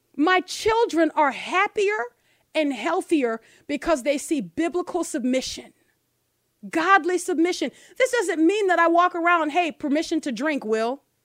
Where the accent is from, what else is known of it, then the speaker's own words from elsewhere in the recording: New Orleans, Louisiana, United States; a black girl growing up in New Orleans without her father